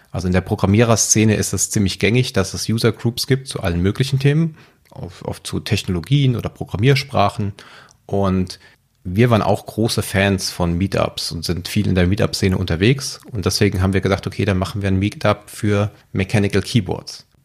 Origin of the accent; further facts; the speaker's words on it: Frankfurt am Main, Hesse, Germany; Ich komme aus Frankfurt am Main und arbeite als Engineering Manager in der IT.